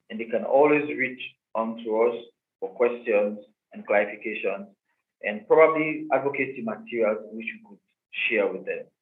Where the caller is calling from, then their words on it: Accra, Greater Accra, Ghana; Um, yeah, I'm joining you from Accra, Ghana.